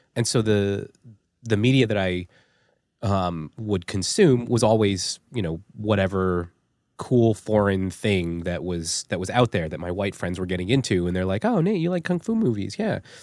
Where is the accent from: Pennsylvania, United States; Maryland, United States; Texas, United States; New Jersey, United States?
New Jersey, United States; East Rutherford; also born or lived in South Carolina; I was born in a town called East Rutherford, New Jersey